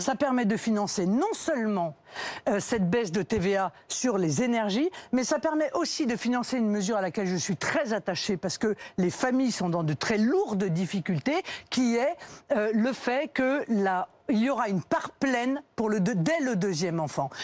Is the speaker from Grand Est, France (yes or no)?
no; Brittany, France; Je suis bretonne